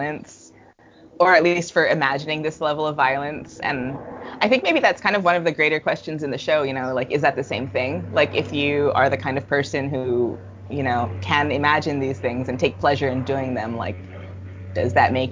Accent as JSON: {"language": "English", "region": "California", "country": "United States", "accent": "California", "moved": "yes", "said": "how like California my vocal pauses are"}